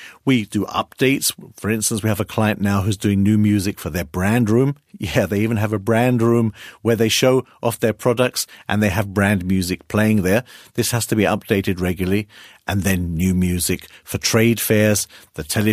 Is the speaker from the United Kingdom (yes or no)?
yes; United Kingdom; now in Hamburg, Germany; I'm British